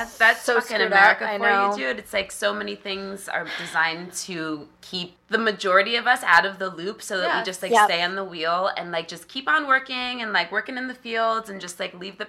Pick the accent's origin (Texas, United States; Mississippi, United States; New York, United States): New York, United States; upstate; now in Brooklyn, United States; I was registered for my hometown upstate for so long because it's a red mm-hmm. county.